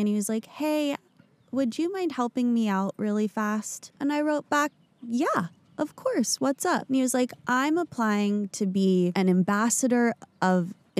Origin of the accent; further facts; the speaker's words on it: Agoura Hills, California, United States; from LA. I grew up in the suburbs, like the valley.